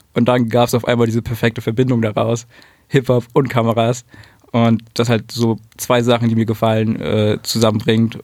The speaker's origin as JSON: {"language": "German", "region": "Berlin", "country": "Germany", "tie": "born or raised there", "said": "Ich bin in Berlin geboren, in Spandau aufgewachsen."}